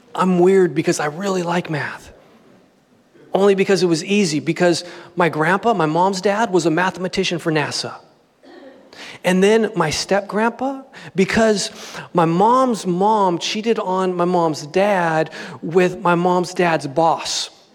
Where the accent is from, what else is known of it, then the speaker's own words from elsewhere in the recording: Southern California, United States; born and raised in Southern California